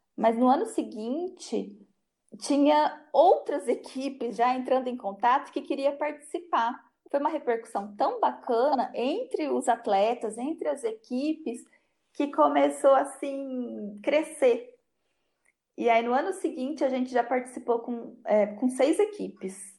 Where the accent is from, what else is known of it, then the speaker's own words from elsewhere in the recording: Penápolis, São Paulo, Brazil; Eu sou nascida em Penápolis e não, não, nunca saí de Penápolis.